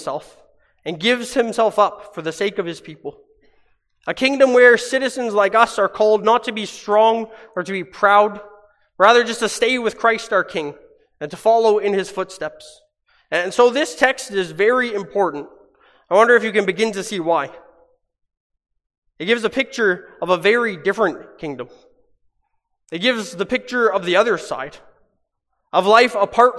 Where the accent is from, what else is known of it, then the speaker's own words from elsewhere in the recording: Hamilton, Ontario, Canada; moved away; my hometown back in Hamilton in Ontario